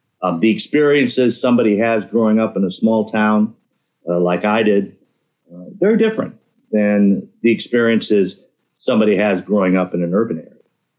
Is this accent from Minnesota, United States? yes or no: yes; Minnesota, United States; growing up in Minnesota. We have this reputation for Minnesota nice, which I think means that we have good manners. And people are fairly polite here.